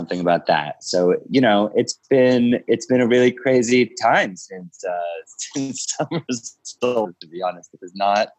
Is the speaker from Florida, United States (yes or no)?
no; Philadelphia, Pennsylvania, United States; moved away as an adult; also born or lived in Utah; now in Brooklyn, United States; I grew up around Philadelphia area. I moved to New York in, you know, when I was 20 years old